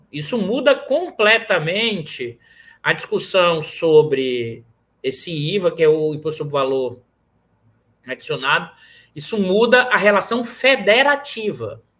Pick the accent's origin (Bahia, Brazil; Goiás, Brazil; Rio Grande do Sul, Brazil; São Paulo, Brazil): Bahia, Brazil; apesar de que sou baiano, mas meu pai é do interior da Bahia.